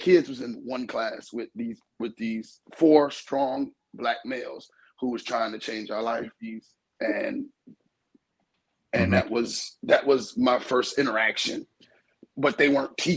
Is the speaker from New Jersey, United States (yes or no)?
yes; New York, New Jersey, United States; I grew up in New Jersey, New York and New Jersey